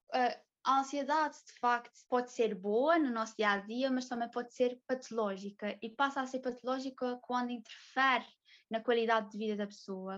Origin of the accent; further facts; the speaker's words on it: São Miguel, Azores, Portugal; sou de São Miguel, sou soriana